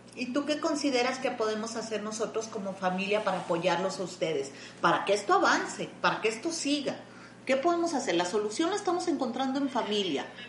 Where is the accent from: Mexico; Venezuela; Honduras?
Mexico; somos mexicanos